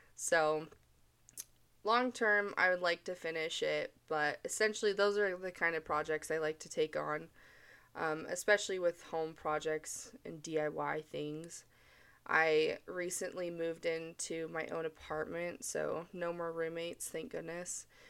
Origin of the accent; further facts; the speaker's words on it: Mesa, Arizona, United States; moved away as an adult; now in Utah, United States; I'm originally from Mesa, Arizona